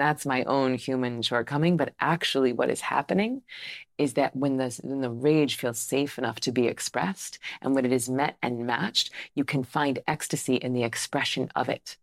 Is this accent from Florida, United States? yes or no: yes; Tallahassee, Florida, United States; I grew up Southern Baptist, right? So I'm from Tallahassee, Florida